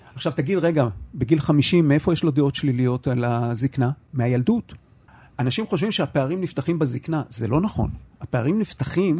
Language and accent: Hebrew; Haifa, Haifa District, Israel; אני חיפאי במקור